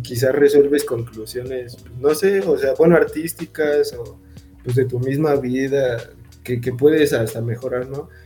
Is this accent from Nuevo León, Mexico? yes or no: no; Ecatepec, State of Mexico, Mexico; yo soy de Catepec